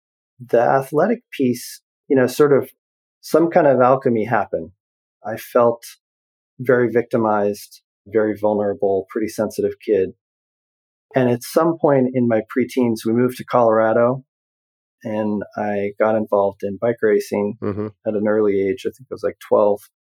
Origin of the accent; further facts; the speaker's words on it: Canada; born there; Yeah, so I actually was born in Canada in the 70s, early 70s.